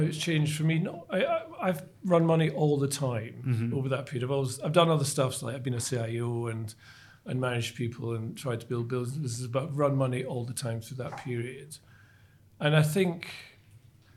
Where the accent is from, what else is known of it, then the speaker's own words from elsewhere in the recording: Scotland, United Kingdom; being Scottish